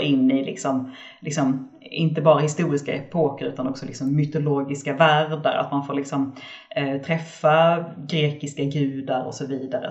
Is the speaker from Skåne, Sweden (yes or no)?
yes; Skåne, Sweden; jag är skåning